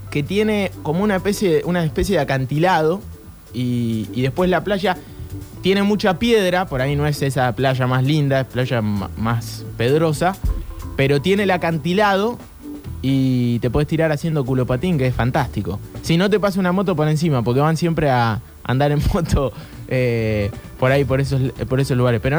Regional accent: Puerto Madryn, Chubut, Argentina; Chubut, sabés que hay pica entre Madryn y Trelew. Es como, como Rosario y Santa Fe en Santa Fe. y yo soy del lado de Madryn, que es mucho más linda que, que Tiene playa, tiene playa más linda.

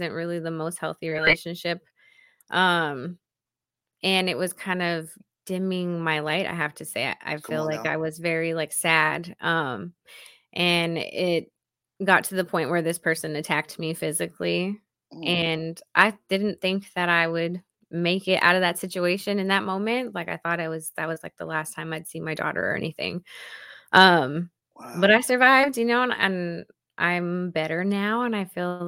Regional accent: Hawaii, United States; moved away

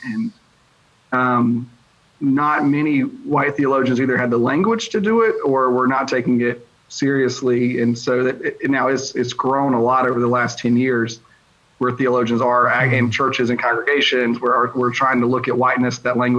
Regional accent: eastern North Carolina, United States; moved away as an adult; now in Louisiana, United States; I grew up in North Carolina, very rural area, eastern part of the state, fundamentalist Baptist background.

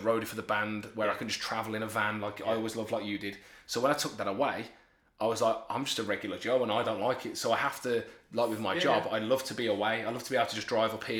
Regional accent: Birmingham, West Midlands, United Kingdom; moved away as an adult; now in Lincoln, United Kingdom; I was born and raised in Birmingham, very working class

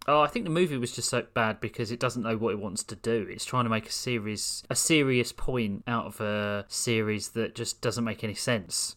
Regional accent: London, United Kingdom; accent: southeast London; I was born in Greenwich in the southeast

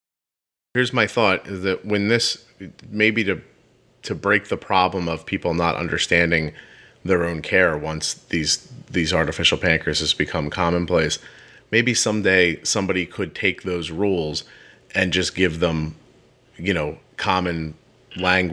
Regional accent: Northeast, United States; accent: Northeast; my Northeast accent

